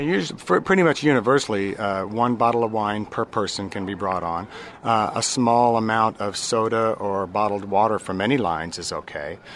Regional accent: Orlando, Florida, United States; I'm from Orlando.

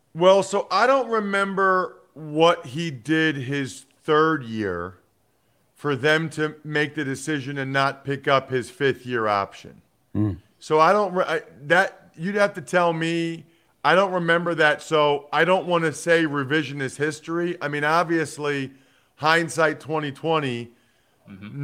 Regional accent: Wyomissing, Pennsylvania, United States; I grew up a huge Eagles fan outside of Philly and Reading

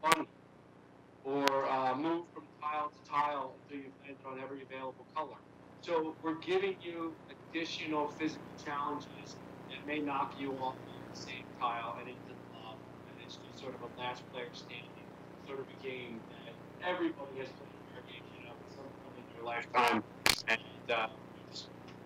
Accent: Philadelphia, Pennsylvania, United States; when I was growing up in Philadelphia

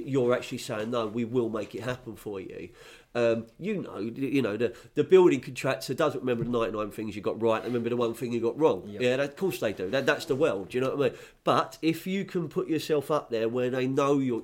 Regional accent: London, United Kingdom; moved away as an adult; now in Sussex, United Kingdom; I grew up in Fulham, so I used to watch both

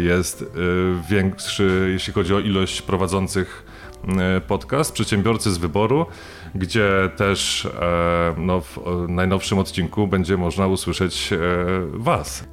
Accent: Sosnowiec, Silesian Voivodeship, Poland; ja jestem z e, rodowitym sosnowiczaninem

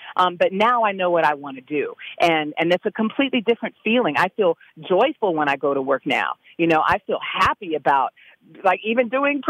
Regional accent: California, United States; I mean, I'm from California. I was living in D.C. I'd gone to school there.

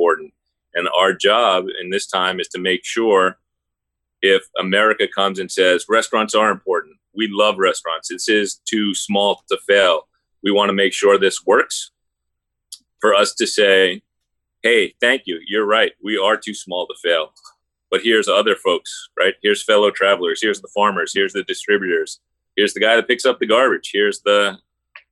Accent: New York, United States; I'm a New Yorker

